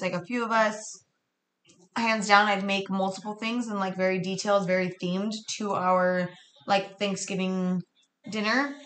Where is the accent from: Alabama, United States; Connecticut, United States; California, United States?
California, United States; Riverside; Riverside, San Bernardino County